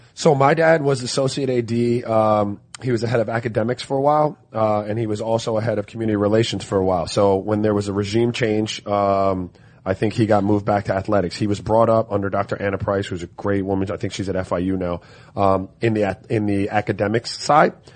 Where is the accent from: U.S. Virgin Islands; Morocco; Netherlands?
U.S. Virgin Islands; I was born in St. Croix